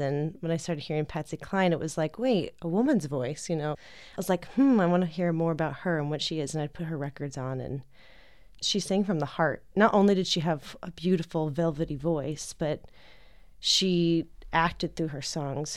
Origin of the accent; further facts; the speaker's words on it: Tucson, Arizona, United States; I'm from Tucson